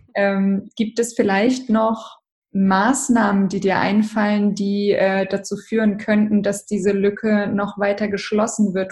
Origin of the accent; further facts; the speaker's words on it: Hamburg, Germany; ich bin aus Hamburg